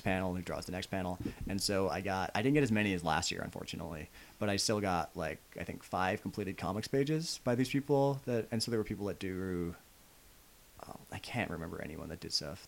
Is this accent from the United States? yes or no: no; Canada; I live in Canada. Yeah. I don't, I'm not, I'm a Canadian. Like, I'm not American